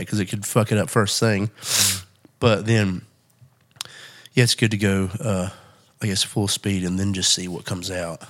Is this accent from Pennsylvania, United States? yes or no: no; West Virginia, United States; I'm from West Virginia, dude.